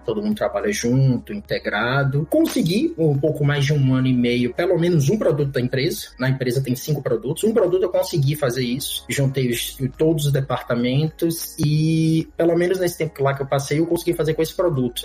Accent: Salvador, Bahia, Brazil; moved away as an adult; now in Montreal, Canada; eu sou de Salvador, na Bahia, sou baiano, nascido lá, basicamente minha carreira quase toda foi lá

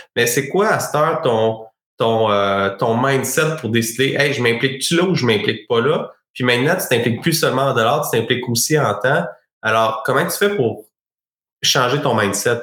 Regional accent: Sherbrooke, Quebec, Canada; moi je suis originaire de Sherbrooke

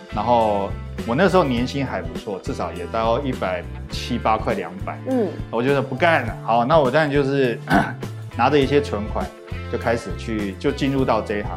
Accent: Taiwan; 以我第一个身为台湾人

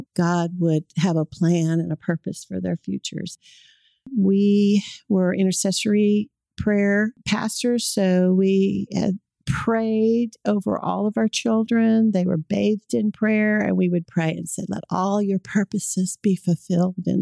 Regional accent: California, United States; moved away as an adult; now in Oklahoma, United States; I grew up in California. I've lived here in Oklahoma for 40 years

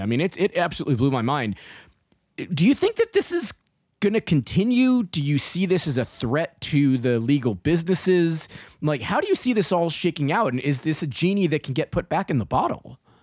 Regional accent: New York City, New York, United States; moved away; also born or lived in Florida; grew up in New York City

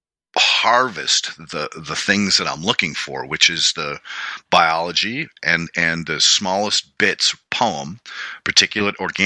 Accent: New England, United States; growing up in New England, we had to rake leaves every fall

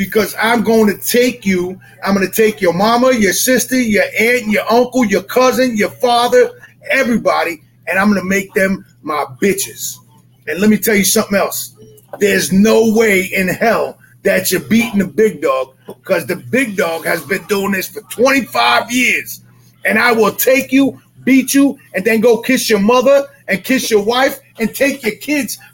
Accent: Westchester County, New York, United States; my hometown, Westchester County

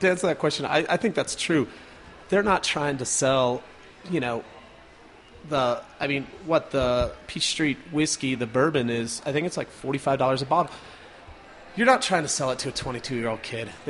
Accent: Carbondale, Colorado, United States; I grew up in Carbondale up in the mountains, just outside of Aspen

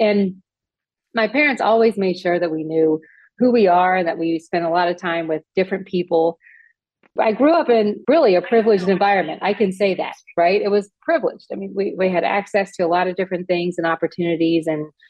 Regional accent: Bexley, Ohio, United States; growing up in Bexley was a little challenging because there weren't many Black families there. And we definitely, unfortunately, experienced racism.

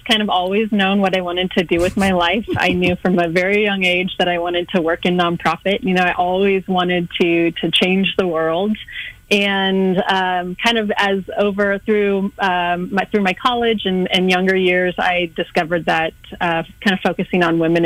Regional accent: Kansas City, Missouri, United States; moved away as an adult; also born or lived in Northwest Indiana / Winona, Minnesota / Louisiana / Europe; I'm from the Kansas City area originally

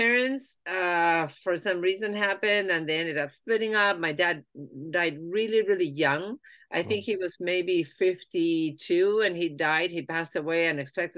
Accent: Buenos Aires, Argentina; moved away as an adult; now in United States; I am originally from Argentina. I was born and raised in Buenos Aires.

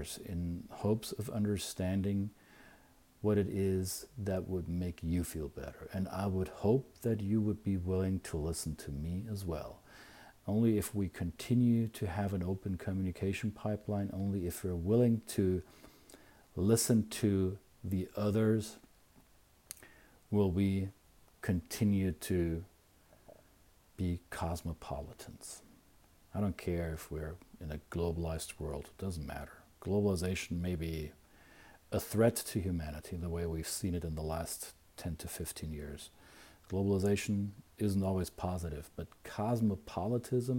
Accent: Bavaria, Germany; moved away; also born or lived in United States; I can be a proud Bavarian with all my peculiar identity quirks, right? I'm weird as a Bavarian

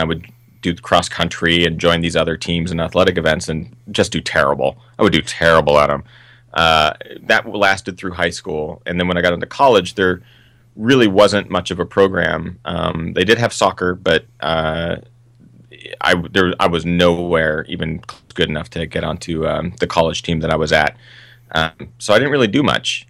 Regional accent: Seattle, Washington, United States; now in Los Angeles, United States; I grew up in Seattle, which is the northwest of the United States

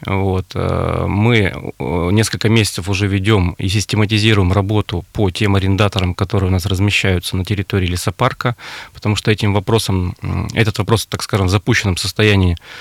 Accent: Urals, Russia; also born or lived in Ukraine / Kazan (roots); Я родился на Украине, Угу. Корни у меня казанские, всю жизнь прожил на Урале

